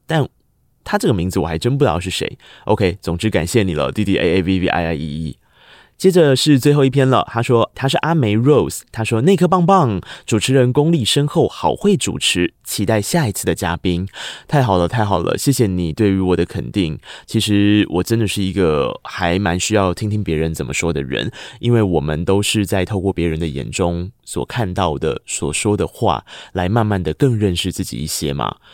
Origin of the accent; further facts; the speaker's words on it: Tainan, Taiwan; moved away as an adult; also born or lived in Taipei; 我是一个台南人，我背负着学贷，我要在台北租房子